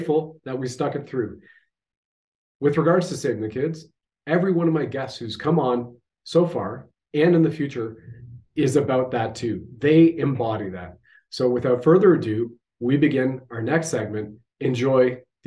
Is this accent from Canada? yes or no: yes; Canada